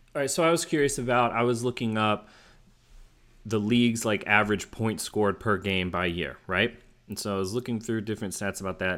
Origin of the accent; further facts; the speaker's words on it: Houston, Texas, United States; I grew up in Houston where my formative years, like my high, junior high and high school years